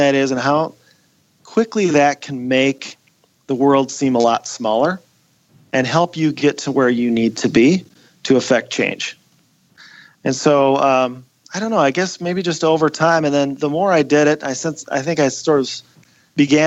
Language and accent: English; Wadena, Minnesota, United States; my hometown of Wadena